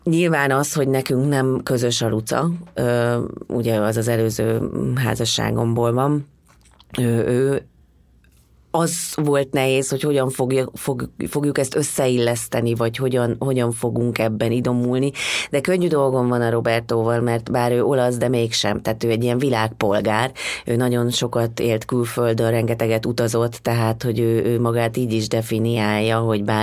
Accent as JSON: {"language": "Hungarian", "country": "Hungary", "said": "és mondom ezt magamra, mert én, én is magyar vagyok"}